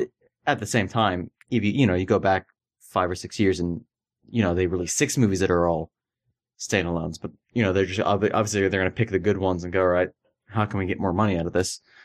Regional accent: Florida, United States; I grew up in Florida

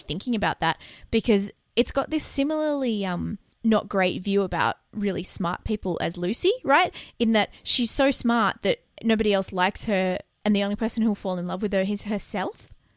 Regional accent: Australia; I can tell that's Australian because we do it. And I listen to us every week, and I know we talk too fast

